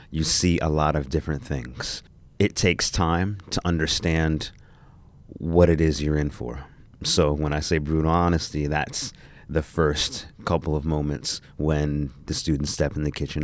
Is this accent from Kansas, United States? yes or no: no; New Jersey, United States; I grew up in New Jersey.